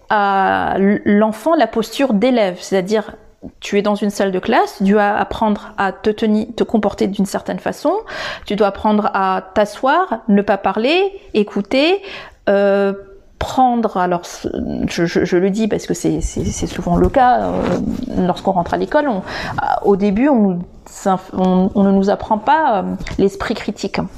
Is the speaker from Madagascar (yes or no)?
yes; Madagascar; de comment je devais penser en tant que malgache.